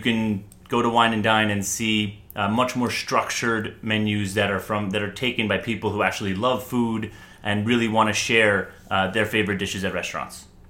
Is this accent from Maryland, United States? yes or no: no; New York City, New York, United States; I am from New York City born and raised in Manhattan.